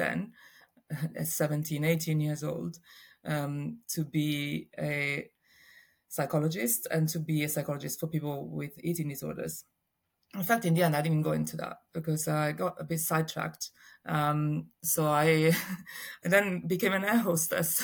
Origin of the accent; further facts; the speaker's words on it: Rome, Lazio, Italy; I was born in Rome and in Italy, and I grew up in a really normal family, I'd say. I have a sister and mom and dad were around, and it was very, very lovely upbringing in Rome